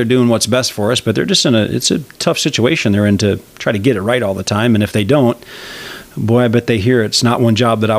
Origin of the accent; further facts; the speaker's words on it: Wisconsin, United States; And I came from Wisconsin, but I just see, you know, organizations like that just really being between a rock and a hard place.